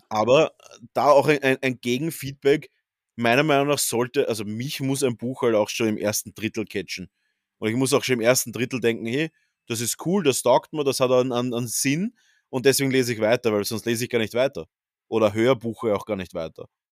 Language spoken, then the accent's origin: German; Austria; bei uns in Österreich